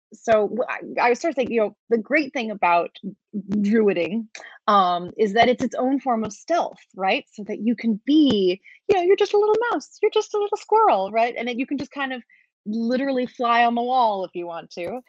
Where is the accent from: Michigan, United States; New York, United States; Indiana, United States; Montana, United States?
New York, United States; New York City; I grew up in Brooklyn